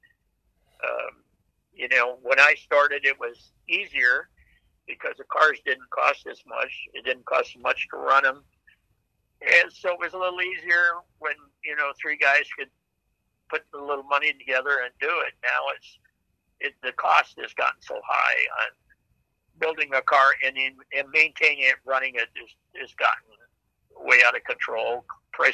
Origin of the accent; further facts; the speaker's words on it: Fargo, North Dakota, United States; moved away; I grew up in Fargo, North Dakota